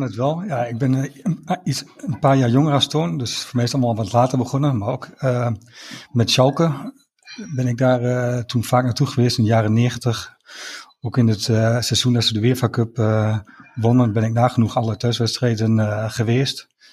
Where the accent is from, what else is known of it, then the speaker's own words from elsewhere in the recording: Enschede, Overijssel, Netherlands; 45 jaar, ik kom ook uit Enschede, getrouwd, drie kinderen.